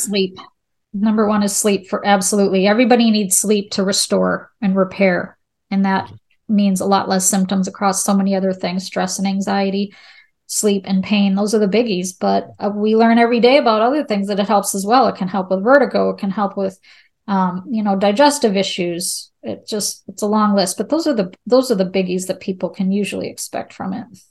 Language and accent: English; Charlotte, North Carolina, United States; I'm from the Charlotte area, there's a lot of banks